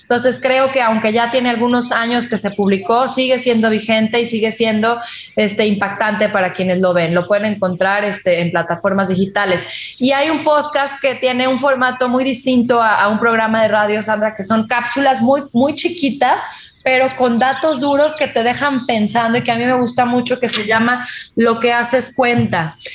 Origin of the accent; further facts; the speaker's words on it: Mexico; en dos, en tres, en cinco estados de nuestro país